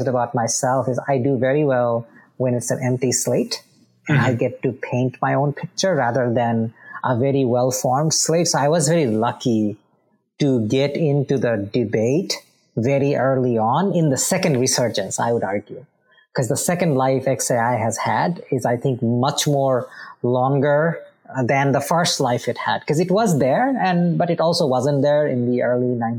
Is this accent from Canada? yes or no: no; Bangladesh; moved away; I am originally from Bangladesh.